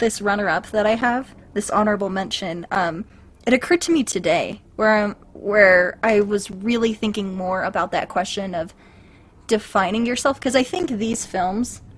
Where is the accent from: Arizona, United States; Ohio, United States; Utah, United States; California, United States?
Utah, United States; Vernal; growing up in Vernal